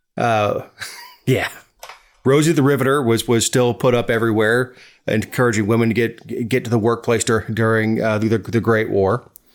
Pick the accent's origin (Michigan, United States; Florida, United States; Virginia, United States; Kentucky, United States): Florida, United States; I am American, if you consider Florida to be America